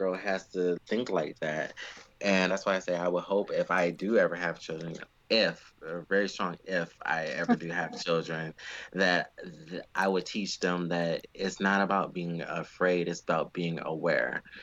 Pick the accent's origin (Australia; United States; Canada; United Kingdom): United States; Me as an American